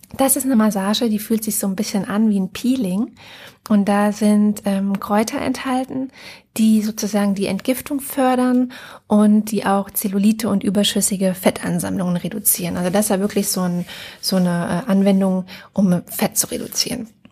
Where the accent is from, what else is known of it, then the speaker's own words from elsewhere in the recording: Germany; bei uns in Deutschland